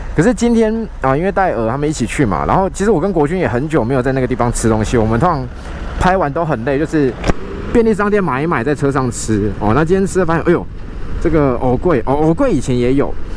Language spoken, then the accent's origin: Chinese; Kaohsiung, Taiwan; 所以从小呢，我们就在高雄长大